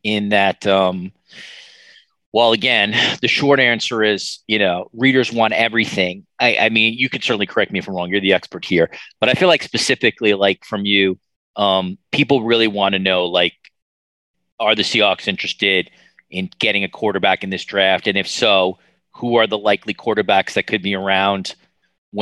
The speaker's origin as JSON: {"language": "English", "region": "New York", "country": "United States", "tie": "born or raised there", "said": "I grew up in New York"}